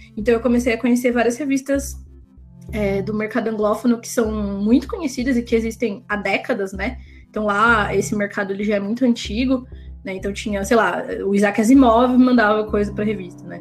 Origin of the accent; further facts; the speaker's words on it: Campinas, São Paulo, Brazil; now in Paulínia, Brazil; Eu sou do interior de São Paulo, sou de. Eu sou de Campinas, eu moro em Paulínia